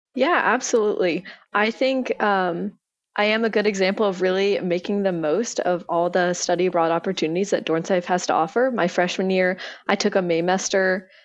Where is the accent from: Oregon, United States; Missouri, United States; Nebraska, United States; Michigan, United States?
Oregon, United States; Corvallis; moved away as an adult; now in Los Angeles, United States; I am originally from Corvallis, Oregon.